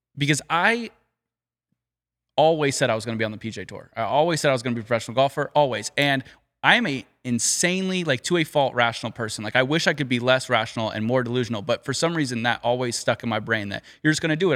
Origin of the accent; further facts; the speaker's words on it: Southern California, United States; growing up in Southern California